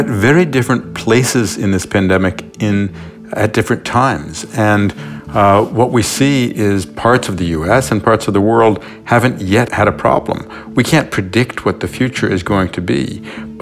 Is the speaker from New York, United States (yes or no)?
yes; New York City, New York, United States; I was born in New York City